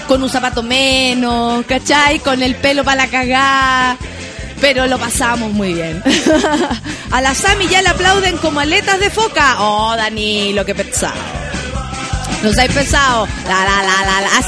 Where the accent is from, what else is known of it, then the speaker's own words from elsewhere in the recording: Dominican Republic; Soy dominicana, no tengo el acento, pero te queda genial. Yo no, tengo acento de dominicana, no sé cómo hablan los dominicanos.